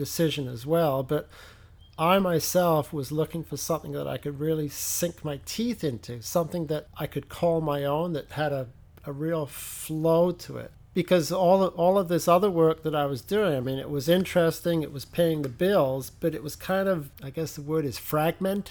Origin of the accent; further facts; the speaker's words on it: England, United Kingdom; moved away; I am from England